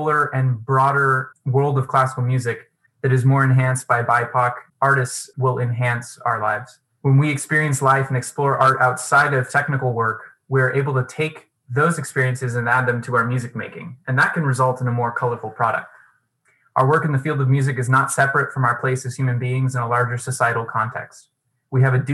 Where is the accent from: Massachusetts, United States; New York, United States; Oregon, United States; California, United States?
Oregon, United States; Portland; I'm from Portland, Oregon, and I play the bass